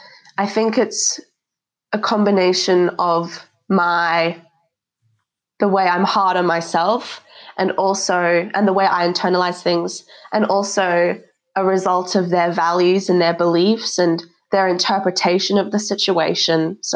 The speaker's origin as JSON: {"language": "English", "country": "Australia", "tie": "born or raised there", "also_born_or_lived": "South Africa", "said": "Especially, I think growing up in Australia, I've kind of learned different values that I would have learned in South Africa."}